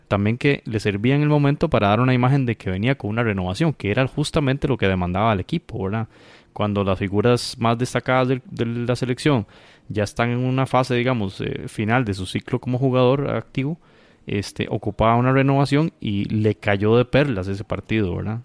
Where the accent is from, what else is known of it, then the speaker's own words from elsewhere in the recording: Costa Rica; como costarricense